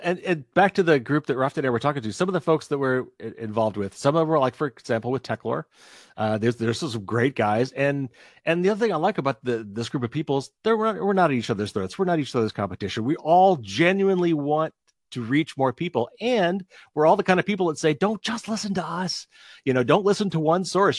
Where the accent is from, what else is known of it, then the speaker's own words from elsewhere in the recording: Indiana, United States; accent: Midwestern; It is Midwestern. I'm from Indiana.